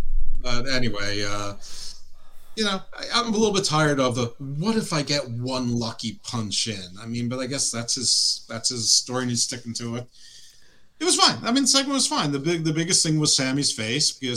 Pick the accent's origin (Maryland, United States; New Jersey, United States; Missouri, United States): Maryland, United States; Baltimore; also born or lived in Owings Mills, Maryland; I'm from Baltimore